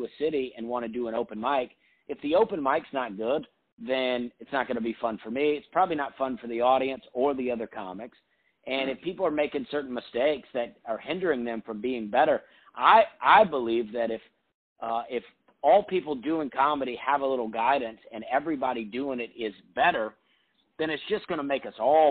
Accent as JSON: {"language": "English", "region": "Alabama", "country": "United States", "tie": "born or raised there", "said": "I grew up in Alabama"}